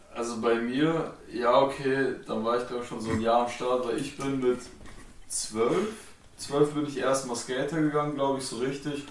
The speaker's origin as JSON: {"language": "German", "town": "Frankenberg", "region": "Hesse", "country": "Germany", "said": "wir kommen halt alle hier aus der Frankenberg, wohnen auch hier"}